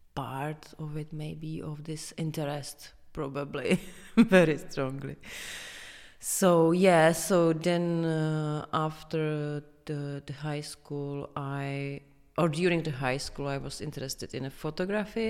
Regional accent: Prague, Czechia; I am from Prague, from here.

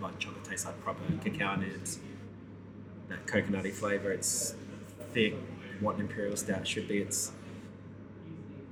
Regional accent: Perth, Western Australia, Australia; moved away; Perth, my hometown.

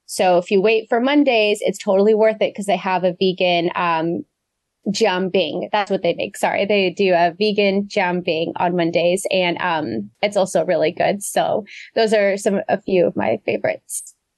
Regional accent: Beaverton, Oregon, United States; outside of Portland. I grew up in Beaverton

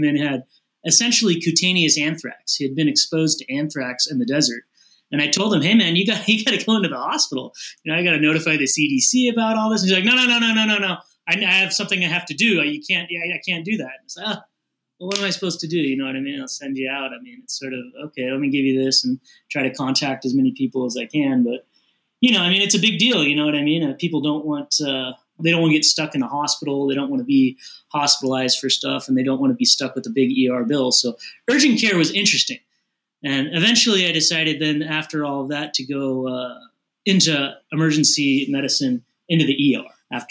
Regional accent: Long Beach, California, United States; also born or lived in North Chicago, Illinois / Glendora, California; I grew up in Long Beach, California

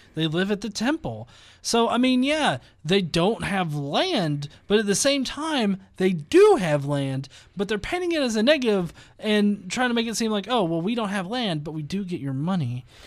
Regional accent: the American South, United States; as a Southerner

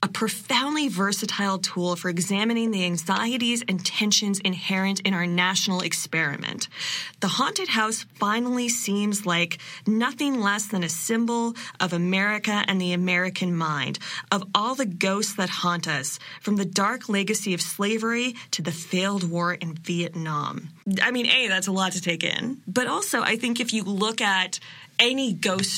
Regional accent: Canada; being Canadian and from Canada as a settler, our history here as a settler is only so long

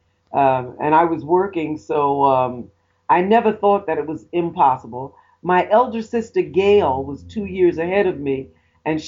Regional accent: New York City, New York, United States; As a young girl, I grew up in the Bronx

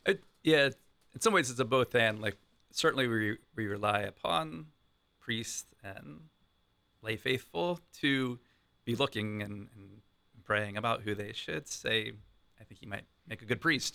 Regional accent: Columbus, Ohio, United States; I've been in Columbus most of my life

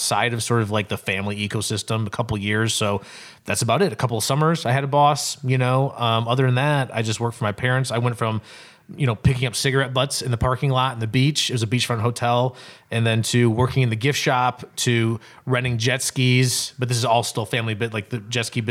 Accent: Cedar, Michigan, United States; I grew up actually in Cedar, Michigan, which is outside

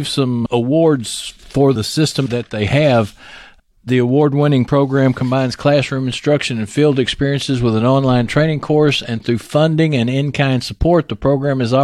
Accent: Texas, United States; accent: Texas

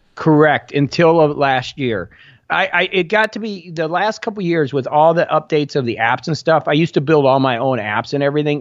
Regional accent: Indiana, United States; moved away; I come from Indiana, very small town, thirty thousand people. My parents were both factory workers

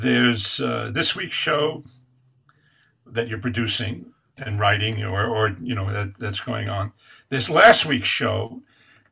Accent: Catskill Mountains, New York, United States; growing up in the Catskill Mountains, which is where I'm from

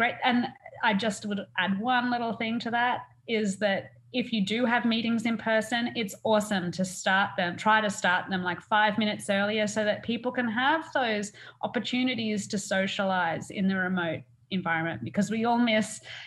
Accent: Burringbar, New South Wales, Australia; moved away as an adult; now in Vancouver, Canada; I'm an Australian. I come from just south of the Gold Coast, a little tiny town called Burringbar

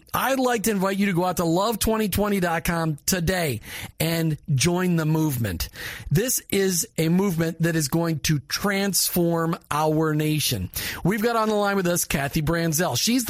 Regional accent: Minnesota, United States; where I grew up in Minnesota

